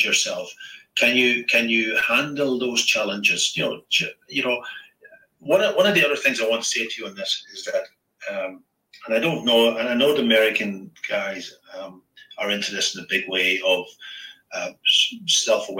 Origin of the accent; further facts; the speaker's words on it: County Donegal, Ireland; I grew up in Donegal